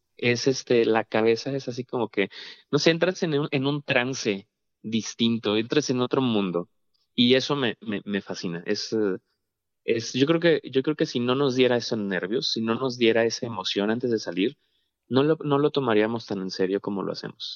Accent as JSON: {"language": "Spanish", "town": "Monterrey", "region": "Nuevo León", "country": "Mexico", "moved": "yes", "said": "fue mi primera vez que, salí de Monterrey"}